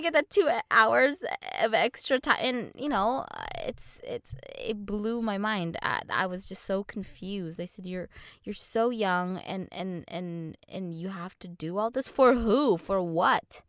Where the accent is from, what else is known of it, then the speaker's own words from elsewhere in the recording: Orange County, California, United States; growing up in Orange County